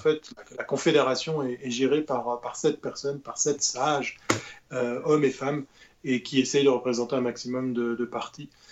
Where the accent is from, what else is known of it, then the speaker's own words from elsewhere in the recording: Switzerland; notre île, qui est la Suisse